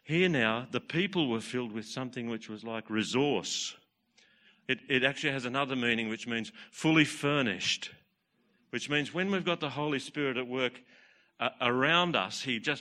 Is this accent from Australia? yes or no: yes; Newcastle, New South Wales, Australia; Hunter Valley, Newcastle.